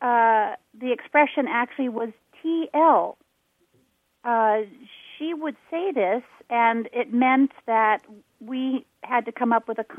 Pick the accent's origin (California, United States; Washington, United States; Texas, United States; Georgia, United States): Washington, United States; Seattle; moved away; I'm from Seattle originally.